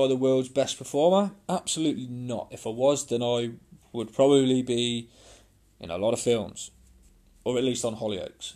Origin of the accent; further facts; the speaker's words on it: Coventry, West Midlands, United Kingdom; born and bred in Coventry in the UK